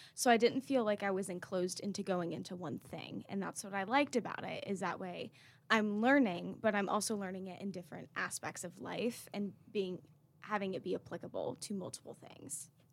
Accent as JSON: {"language": "English", "town": "Raleigh", "region": "North Carolina", "country": "United States", "said": "I'm from Raleigh, North Carolina."}